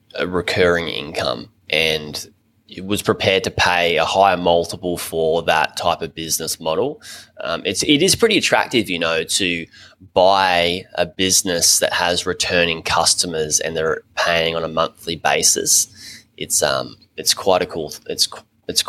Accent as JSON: {"language": "English", "country": "Australia", "said": "I'm from Australia"}